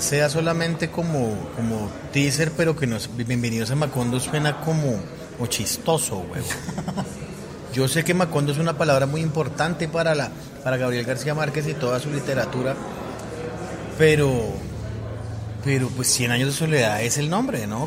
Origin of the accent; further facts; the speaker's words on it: Colombia; Soy un mal colombiano